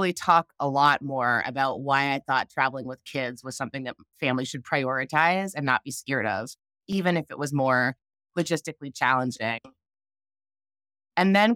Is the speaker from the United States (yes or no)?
no; Canada; I grew up in Canada